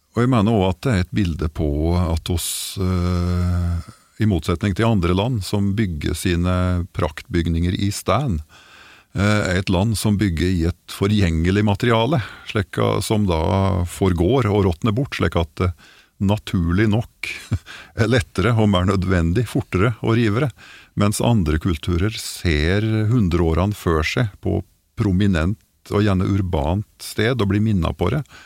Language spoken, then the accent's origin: Norwegian; Gudbrandsdalen, Innlandet, Norway; accent: Døla (Gudbrandsdal dialect); Jeg har aldri helt forlatt dialekta